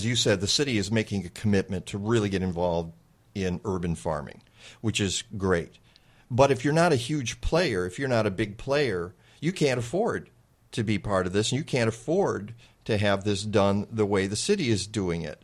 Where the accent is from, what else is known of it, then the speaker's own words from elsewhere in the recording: Detroit, Michigan, United States; moved away as an adult; now in Chicago, United States; I'm from Detroit, and having grown up there and lived there in the area for 25 years and having been gone for another 30